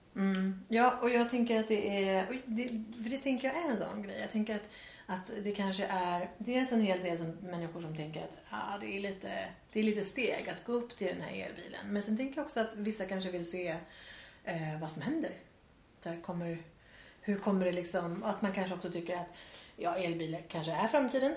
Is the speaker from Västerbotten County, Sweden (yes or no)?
no; Värmland, Sweden; moved away; på landet hemma i Värmland som jag kommer ifrån